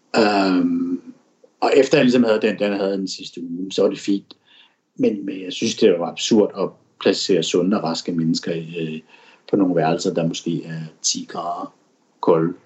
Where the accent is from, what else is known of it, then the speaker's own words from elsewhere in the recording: Denmark; moved away as an adult; now in Shanghai, China; mine venner og familie og kollegaer og hjemme i Danmark